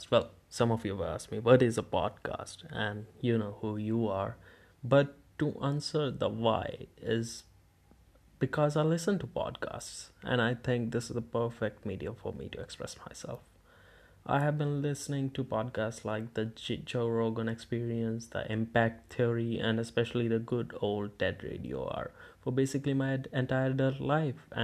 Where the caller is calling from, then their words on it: India; As I'm broadcasting this from India, so from time to time we might switch to Hindi if or when we have something to tell to the Indian listeners.